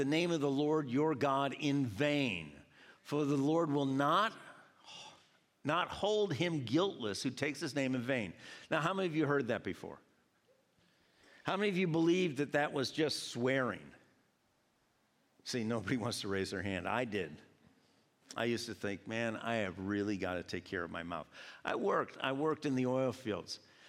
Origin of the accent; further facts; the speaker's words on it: Georgia, United States; born there; I was born in Georgia, but I've been up here enough that I don't always say y'all.